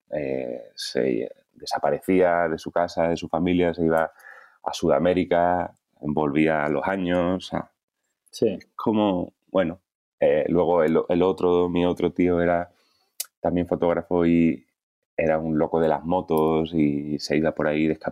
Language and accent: Spanish; Cádiz, Andalusia, Spain; moved away as an adult; now in Madrid, Spain; nací en Cádiz. Eh, hemos vivido mi familia en muchos sitios Em, pero, y luego volví a Cádiz ya con, como con 13 o así. Y hasta los 35, o que me vine a Madrid, 34, 35.